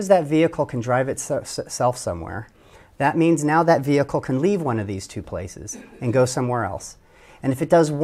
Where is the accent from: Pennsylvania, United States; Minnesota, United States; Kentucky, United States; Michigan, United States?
Michigan, United States; Detroit; I am a boy from Detroit